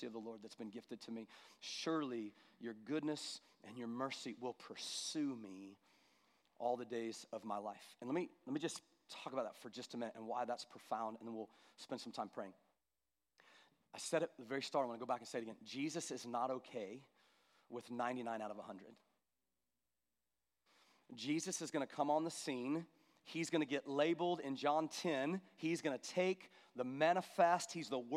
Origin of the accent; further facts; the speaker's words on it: United States; as American Christians